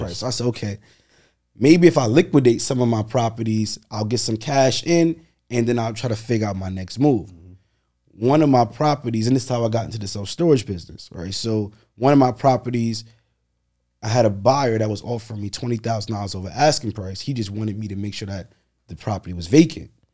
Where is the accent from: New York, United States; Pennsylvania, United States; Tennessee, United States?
New York, United States; New York City; Born and raised in Brooklyn